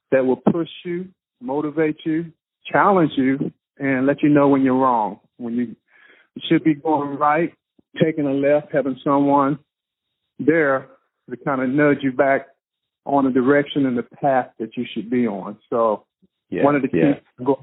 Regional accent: Gastonia, North Carolina, United States; moved away as an adult; I grew up in Gastonia, North Carolina. Uh, one of my childhood friends was James Worthy, the Los Angeles Lakers Hall of Famer great

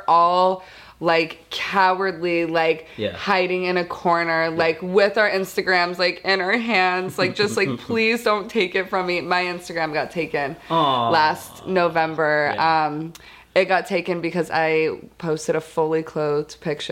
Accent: Boise, Idaho, United States; now in Las Vegas, United States; From Boise, Idaho, originally. I live in Vegas, like he said now.

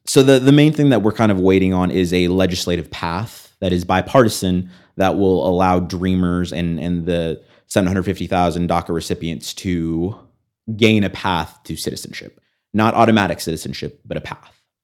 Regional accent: United States; I grew up as an American and I, I have American values

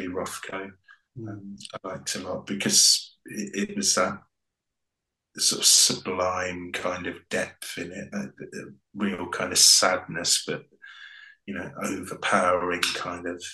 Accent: East Anglian Fens, East of England, United Kingdom; moved away as an adult; also born or lived in Devon / Cornwall / London; I grew up in the East Anglian Fens

